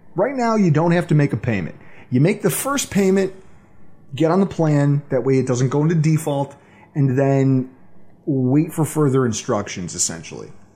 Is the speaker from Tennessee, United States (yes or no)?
no; Buffalo, New York, United States; my hometown if the same thing were to happen here in Buffalo